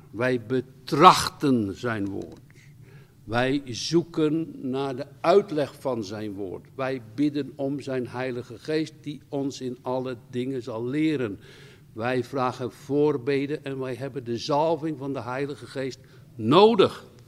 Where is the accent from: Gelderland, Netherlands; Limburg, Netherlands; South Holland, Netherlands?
South Holland, Netherlands; Rotterdam; Ik kom uit Rotterdam.